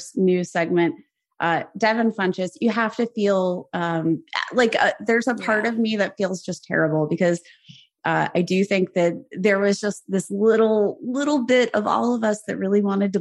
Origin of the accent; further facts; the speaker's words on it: Youngstown, Ohio, United States; moved away; I was from Youngstown, Ohio, smack dab in the middle between Pittsburgh Nation